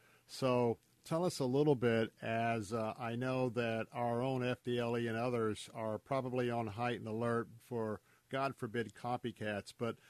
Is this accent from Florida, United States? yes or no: yes; Tampa, Florida, United States; born and raised in Tampa myself.